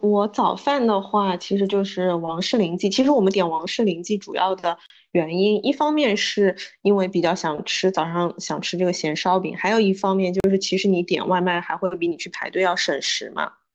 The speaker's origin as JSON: {"language": "Chinese", "town": "Suzhou", "region": "Jiangsu", "country": "China", "tie": "born or raised there", "said": "我们本地"}